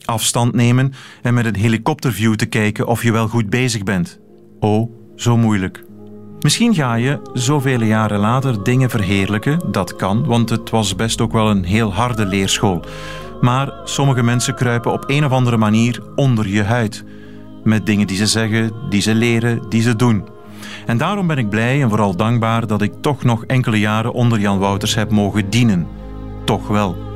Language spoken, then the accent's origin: Dutch; Tongeren, Flanders, Belgium; Ik ben geboren en getogen in Tongeren, waar men de eindklanken niet of amper uitspreekt